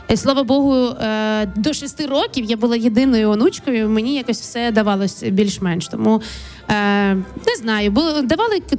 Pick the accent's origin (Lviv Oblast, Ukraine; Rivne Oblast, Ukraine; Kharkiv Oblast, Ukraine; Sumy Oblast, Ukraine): Kharkiv Oblast, Ukraine; моє дитинство розділене було на Київську область і Харківську область. Звідки мама родом? Це Харківщина, і от якраз на Харківщині ми ходили.